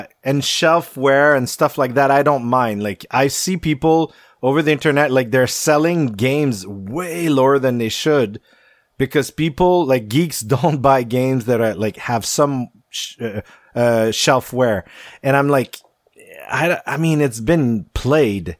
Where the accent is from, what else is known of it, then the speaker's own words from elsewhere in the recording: Quebec, Canada; I'm from Quebec